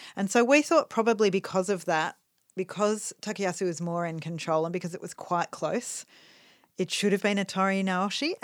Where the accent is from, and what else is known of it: Australia